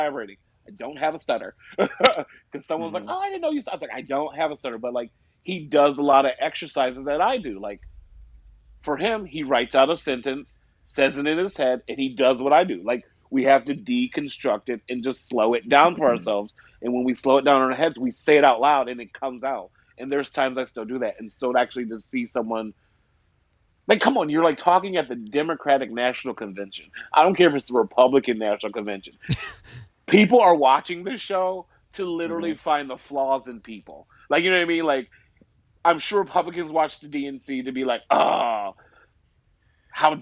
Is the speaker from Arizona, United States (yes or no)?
yes; Arizona, United States; I was known as the mute kid when I was growing up in Arizona.